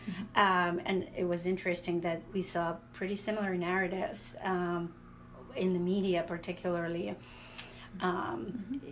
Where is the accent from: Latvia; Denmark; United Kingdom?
Latvia; now in United States; I'm originally from Latvia